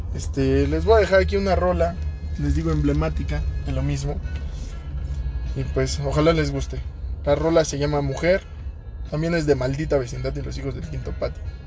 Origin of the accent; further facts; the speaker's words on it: Mexico; tengamos la certeza como mexicanos